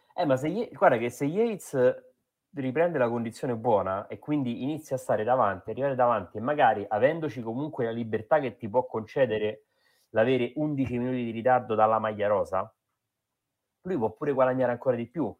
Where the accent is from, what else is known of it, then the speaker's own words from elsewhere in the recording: Rome, Lazio, Italy; Io sono di Roma, cioè Roma Nord